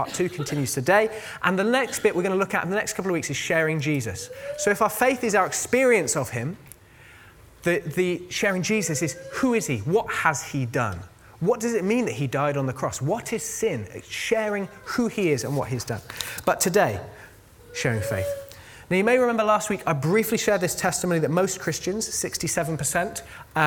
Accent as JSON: {"language": "English", "country": "United Kingdom", "said": "we're all British"}